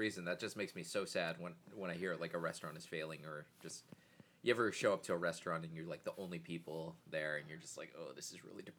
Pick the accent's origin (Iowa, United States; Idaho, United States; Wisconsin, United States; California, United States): California, United States; Pasadena; moved away as an adult; also born or lived in Glendale, California; now in Madison, United States; Tim and I come from, like, a pretty predominantly, like, Armenian, like, area. Like, our high school, there was a lot of Armenians. What was that? Pasadena? Yeah, Pasadena. But, I was born in Glendale.